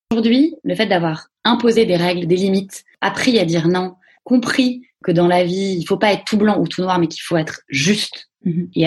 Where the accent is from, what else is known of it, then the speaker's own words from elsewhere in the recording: Paris, Île-de-France, France; moi, je suis née à Paris. Euh, j'ai vécu euh, toute mon enfance, euh, une enfance relativement calme, Paris 16e, dans des écoles privées.